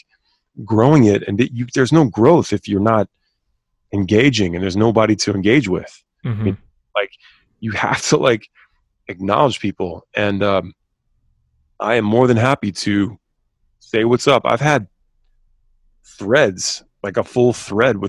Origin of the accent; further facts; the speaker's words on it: Havre de Grace, Maryland, United States; I'm a dude from Havity Grace, Maryland